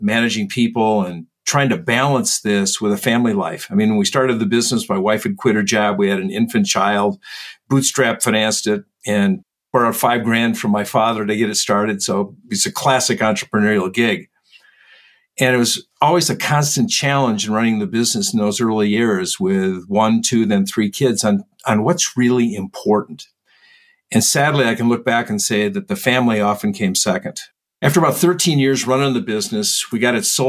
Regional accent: Midwest, United States; I was brought up in the Midwest in the United States

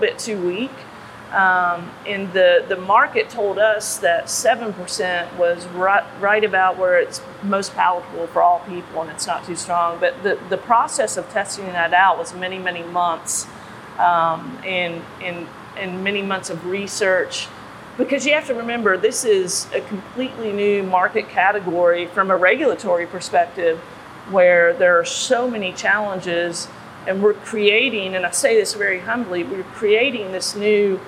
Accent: Kentucky, United States; moved away as an adult; now in South Carolina, United States; being from Kentucky, we're known for three things: bourbon, basketball, and horse racing. And I'm a fan of all three. Growing up in Kentucky

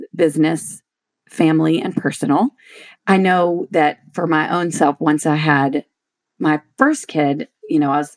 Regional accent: Shreveport, Louisiana, United States; moved away as an adult; also born or lived in Austin, Texas; I grew up in Shreveport, Louisiana.

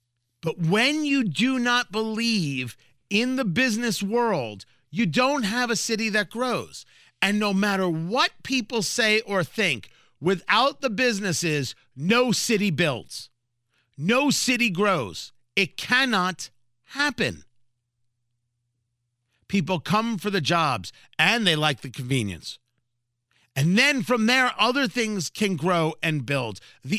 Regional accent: New Jersey, United States; Growing up in Jersey, Wawa, I think, is based out of Philly.

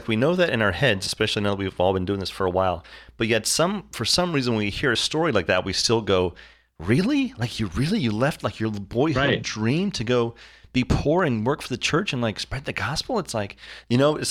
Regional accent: Florida, United States; I grew up in Florida

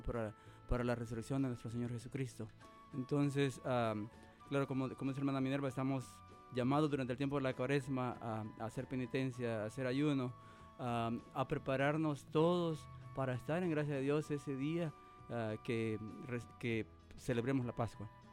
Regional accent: Cabañas, El Salvador; now in Nebraska, United States; yo soy originario de El Salvador. soy del departamento de Cabañas, mis ciudades y Lo Vasco. Y soy de, una pequeña comunidad llamada Lomas de Peña. pues allá, allá crecí

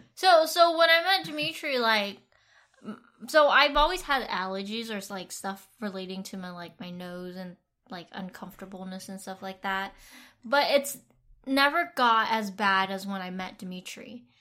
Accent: Vietnam; moved away; I grew up in Vietnam

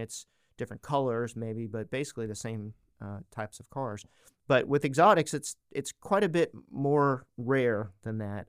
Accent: East Coast, United States; moved away as an adult; now in Arkansas, United States; I grew up on the East Coast, so I'm not technically local, but I've been in Arkansas for about thirty years

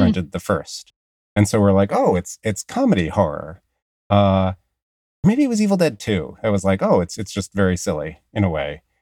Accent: Long Island, New York, United States; accent: Long Island; my Long Island accent

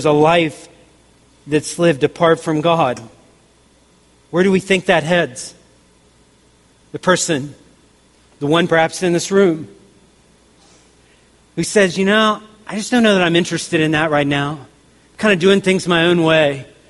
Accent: the South, United States; I grew up in the South, so I heard tons of country songs

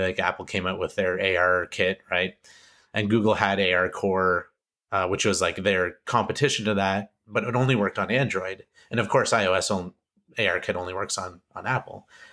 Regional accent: Canada; I'm Canadian

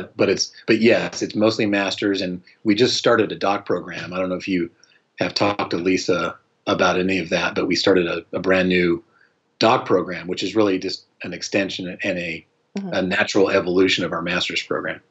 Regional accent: Colorado, United States; moved away as an adult; also born or lived in Utah; now in North Carolina, United States; I was born and raised in Colorado

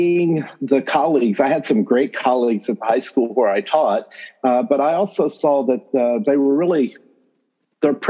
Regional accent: Northwest North Carolina, United States; accent: North Carolina accent; Southern accent; moved away as an adult; also born or lived in Illinois; I am North Carolina born and bred. So if you do hear a North Carolina accent or something that sounds like a Southern accent in there, I come by it honestly. I grew up in Northwest North Carolina

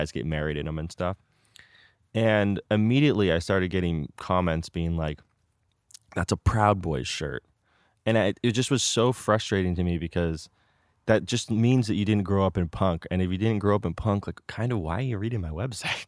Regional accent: Danville, California, United States; I grew up in Danville

